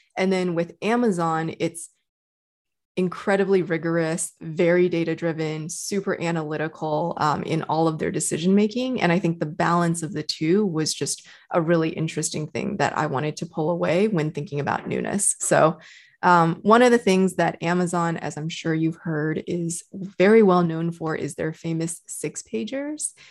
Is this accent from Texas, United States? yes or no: yes; Texas, United States; moved away as an adult; also born or lived in China / Canada / New York; now in California, United States; So for most of my adult life, I grew up in Texas